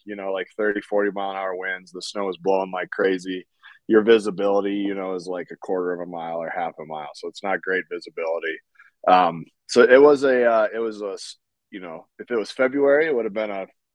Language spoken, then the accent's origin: English; North Dakota, United States; I'm from North Dakota